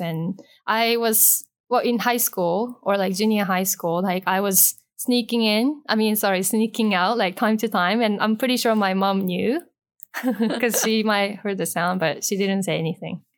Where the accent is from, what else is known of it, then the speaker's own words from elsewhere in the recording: Osaka, Japan; moved away as an adult; also born or lived in Toronto, Canada; now in Hong Kong; I was born and raised in Osaka, so I stayed in Osaka up to the graduation from high school, and then I left Japan to study in Toronto.